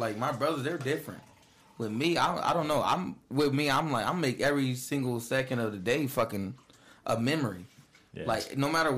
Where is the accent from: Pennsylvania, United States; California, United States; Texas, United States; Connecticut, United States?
California, United States; Vallejo; moved away; I'm from California, like Vallejo, California.